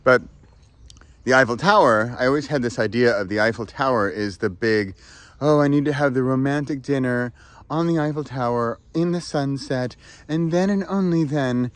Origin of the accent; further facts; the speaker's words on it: San Francisco, California, United States; I'm from San Francisco.